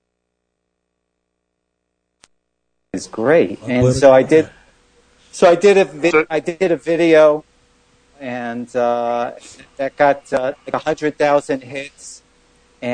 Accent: New York City, New York, United States; also born or lived in Brooklyn; I was born in Queens. I'm living in Brooklyn for many years, 30 years

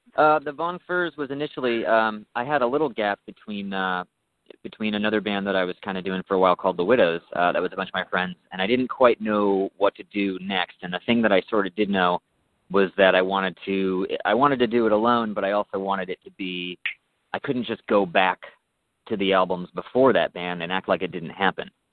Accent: New York, United States; now in Southern California, United States; I'm from New York

